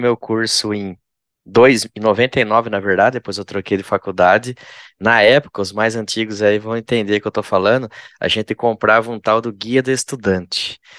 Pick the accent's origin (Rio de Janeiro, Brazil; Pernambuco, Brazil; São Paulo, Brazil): São Paulo, Brazil; interior of; eu sou do interior de São Paulo também